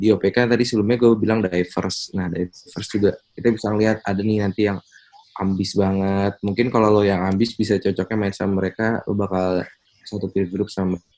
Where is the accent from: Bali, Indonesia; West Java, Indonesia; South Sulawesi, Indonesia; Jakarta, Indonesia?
Jakarta, Indonesia; Ada yang dari kalau gue dari Jakarta ya nah kan kalau gue dari Jakarta terus ada juga yang dari luar Jawa